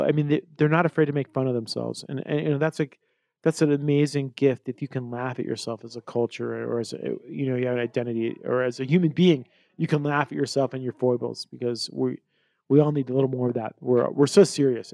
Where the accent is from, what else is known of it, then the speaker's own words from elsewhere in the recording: Colorado, United States; growing up in Colorado and being in the mountain environment